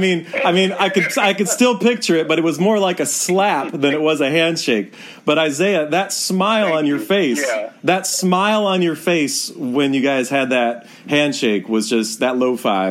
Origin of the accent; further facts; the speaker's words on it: Detroit, Michigan, United States; when I was a kid growing up in Detroit